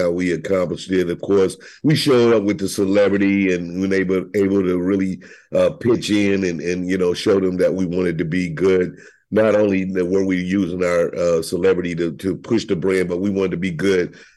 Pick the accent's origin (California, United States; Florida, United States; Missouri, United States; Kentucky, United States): Missouri, United States; St. Louis; also born or lived in Berkeley, Missouri; I'm from Berkeley. I grew up, of course, on the north side of St. Louis at first.